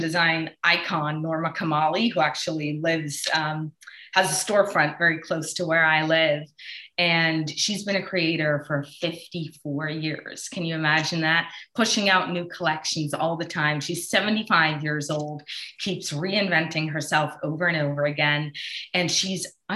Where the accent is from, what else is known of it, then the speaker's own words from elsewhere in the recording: Switzerland; I grew up in Switzerland